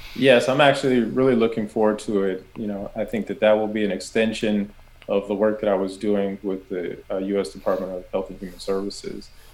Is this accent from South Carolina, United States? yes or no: no; Southern California, United States; I grew up in Southern California